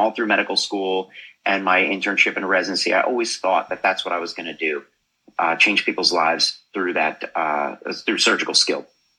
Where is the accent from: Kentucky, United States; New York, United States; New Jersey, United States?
New Jersey, United States; now in Boca Raton, United States; I grew up in New Jersey.